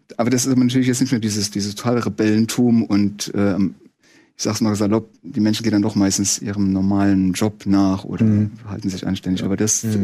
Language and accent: German; Saarland, Germany; ich komme, wir kommen ja aus dem Saarland